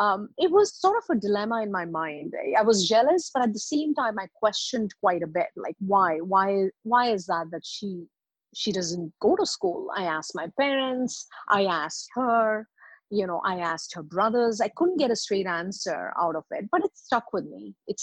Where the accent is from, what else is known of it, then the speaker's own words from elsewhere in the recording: India; also born or lived in Middle East; So I'm an Indian by birth, and I grew up in Middle East.